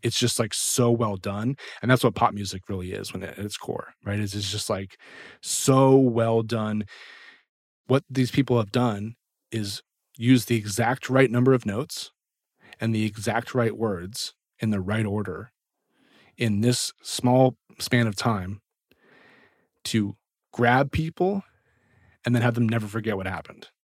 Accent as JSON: {"language": "English", "town": "Washington", "region": "District of Columbia", "country": "United States", "also_born_or_lived": "Nashville", "moved": "as an adult", "said": "I'm from the Washington, D C area, which is actually where I am right now."}